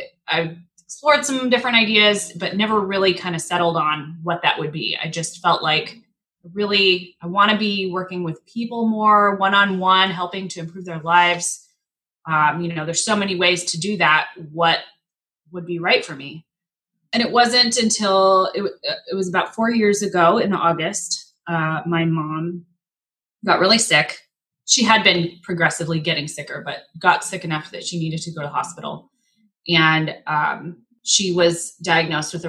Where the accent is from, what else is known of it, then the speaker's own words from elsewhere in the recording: Spokane, Washington, United States; also born or lived in Michigan; I grew up in Spokane, big Catholic family, went to Gonzaga